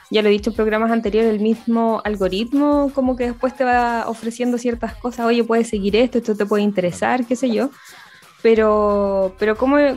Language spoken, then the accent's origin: Spanish; Concepción, Biobío, Chile; nosotros somos de Concepción y una vez que tocaron acá, el 2000 y algo por allá, en el teatro acá de Conce